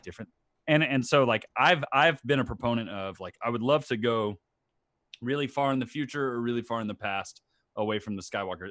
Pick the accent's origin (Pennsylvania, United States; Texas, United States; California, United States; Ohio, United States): Texas, United States; Tomball; also born or lived in Baton Rouge, Louisiana; I moved back to my hometown, Tomball, Texas